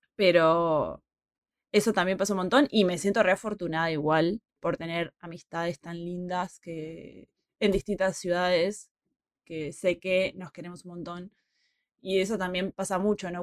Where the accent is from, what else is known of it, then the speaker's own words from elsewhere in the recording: Puerto Madryn, Chubut, Argentina; moved away; also born or lived in Buenos Aires / Madrid / Peru; ya me fui de mi ciudad, yo desde Puerto Madryn a vivir a Buenos Aires